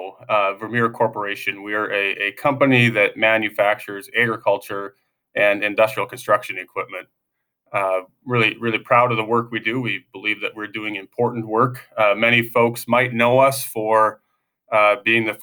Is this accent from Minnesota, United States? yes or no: yes; Northwest Minnesota, United States; moved away as an adult; now in Pella, United States; I'm from a town of 200 people originally in Northwest Minnesota